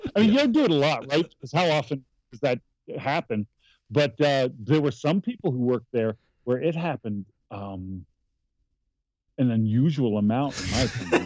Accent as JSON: {"language": "English", "town": "Malone", "region": "New York", "country": "United States", "tie": "born or raised there", "said": "I grew up in a, a, town called Malone, New York"}